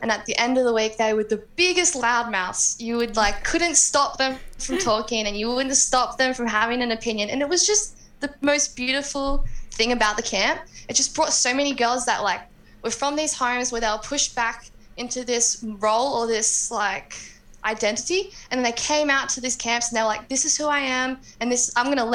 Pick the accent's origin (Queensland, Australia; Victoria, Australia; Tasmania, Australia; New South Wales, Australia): New South Wales, Australia; Armidale; also born or lived in Grafton; I was from Armidale, which is where the UNE is